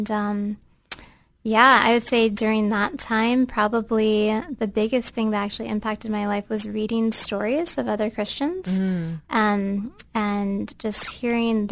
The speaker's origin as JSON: {"language": "English", "region": "Central Ohio", "country": "United States", "tie": "born or raised there", "moved": "as an adult", "lives_now": "Bahrain", "said": "I grew up right here in Central Ohio"}